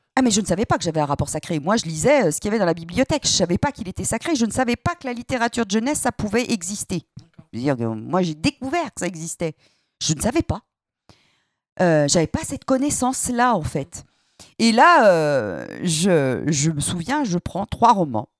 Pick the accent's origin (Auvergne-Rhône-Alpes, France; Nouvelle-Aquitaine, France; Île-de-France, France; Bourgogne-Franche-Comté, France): Auvergne-Rhône-Alpes, France; Saint-Étienne; en tant que stéphanoise euh, pure souche, avec euh, des arrière-grands-parents mineurs